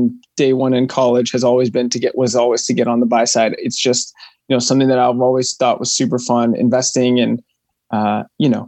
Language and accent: English; Los Angeles, California, United States; also born or lived in Austin, Texas; I'm from Los Angeles